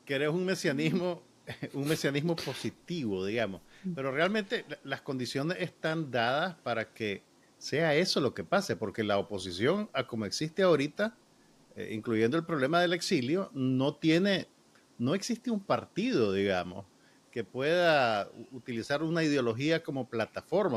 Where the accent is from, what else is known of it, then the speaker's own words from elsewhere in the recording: Nicaragua; sabemos cómo somos los nicas